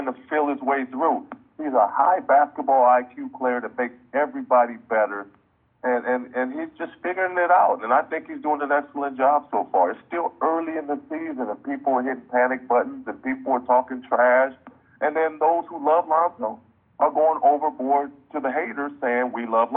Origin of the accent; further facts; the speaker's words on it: Pasadena, California, United States; Los Angeles is home for me. I grew up in Pasadena, California